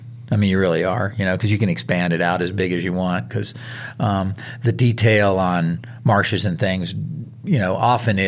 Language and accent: English; the South, United States; moved away; I grew up hunting in the South